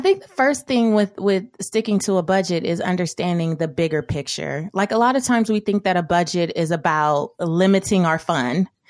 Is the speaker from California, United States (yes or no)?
yes; Los Angeles, California, United States; growing up in South Central Los Angeles